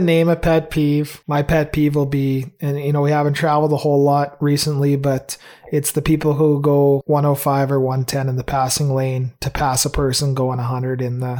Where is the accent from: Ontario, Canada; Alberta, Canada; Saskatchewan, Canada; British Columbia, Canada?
Alberta, Canada; Red Deer; also born or lived in Lethbridge; And I'm born and raised in Red Deer. Left for hockey to Olds, Phoenix, and then down to Lethbridge for school.